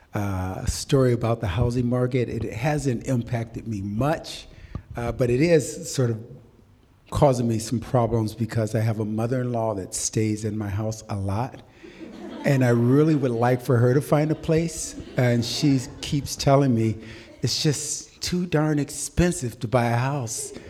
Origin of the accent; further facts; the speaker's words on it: Waterloo, Iowa, United States; also born or lived in Phoenix, Arizona; now in Sacramento, United States; I was actually born and raised in Waterloo, Iowa.